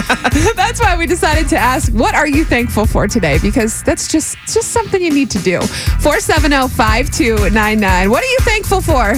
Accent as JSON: {"language": "English", "region": "Florida", "country": "United States", "moved": "yes", "lives_now": "Texas, United States", "said": "I'm from Florida and I have friends in Florida."}